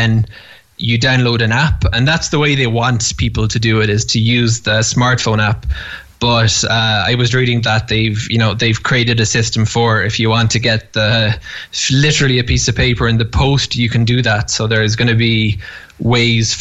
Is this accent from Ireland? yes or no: yes; Cork, Munster, Ireland; moved away as an adult; now in Jerusalem, Israel; I grew up Jewish in Cork